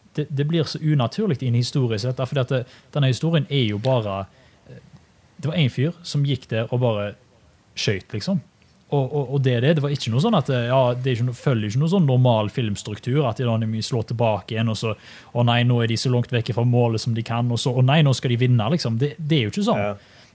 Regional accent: Norway; now in Australia; oss som nordmenn

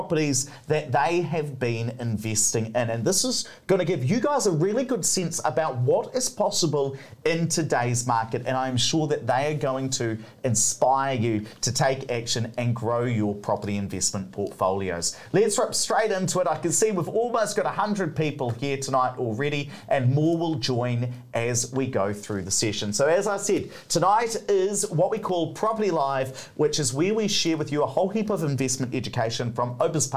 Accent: Hawera, Taranaki, New Zealand; moved away; I come from South Taranaki in Hawera.

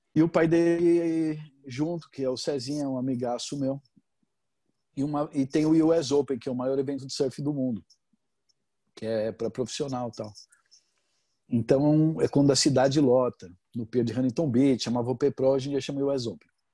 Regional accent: Brazil; moved away; eu sou brasileiro, mas sou mal grosso

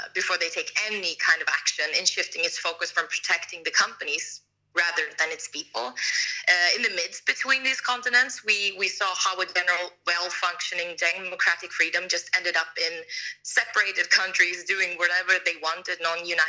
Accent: Sweden; moved away; my home country

